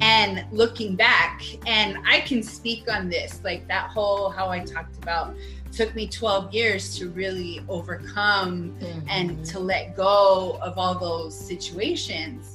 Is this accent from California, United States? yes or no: no; New Mexico, United States; also born or lived in Phoenix; I am from New Mexico. I'm back home